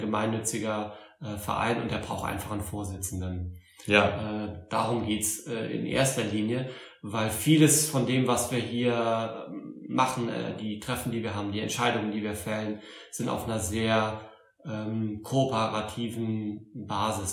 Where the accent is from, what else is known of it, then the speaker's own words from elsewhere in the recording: Saarbrücken, Saarland, Germany; accent: Saarländisch; moved away; komme ursprünglich aus Saarbrücken, aus dem Saarland. Ich hoffe, das hört man nicht zu sehr